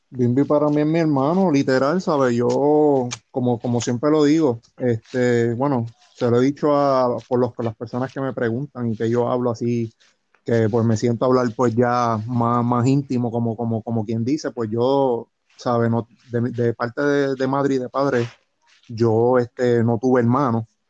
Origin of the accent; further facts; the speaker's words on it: Trujillo Alto, Puerto Rico; aquí en Trujillo Alto, que es el pueblo donde yo toda mi vida he vivido